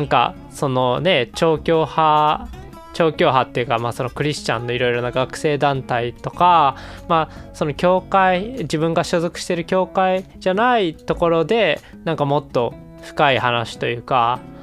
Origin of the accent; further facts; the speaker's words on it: Kansai, Japan; 我々関西人